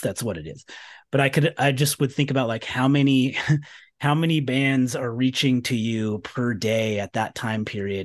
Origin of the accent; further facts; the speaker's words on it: Sacramento, California, United States; moved away; I was from Sacramento